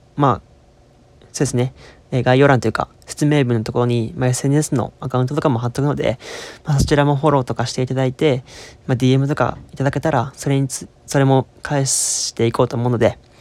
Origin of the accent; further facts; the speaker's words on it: Osaka, Japan; accent: Kansai dialect; 僕関西人ですからもうずっと関西で大阪生まれ大阪育ちなんでゴリゴリの関西弁なはずなんですけども若干こう標準語になってしまう